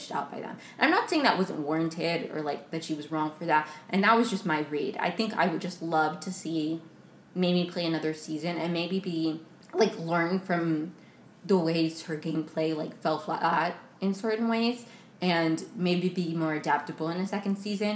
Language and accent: English; right outside D.C., Maryland, United States; moved away; I grew up in Maryland right outside of it, right outside of D.C.